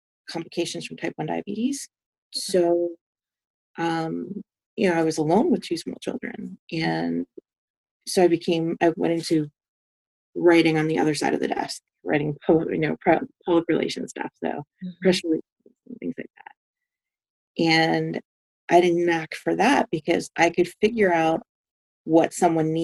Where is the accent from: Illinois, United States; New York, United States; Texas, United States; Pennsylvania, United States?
New York, United States; I grew up in New York. New York is home to me.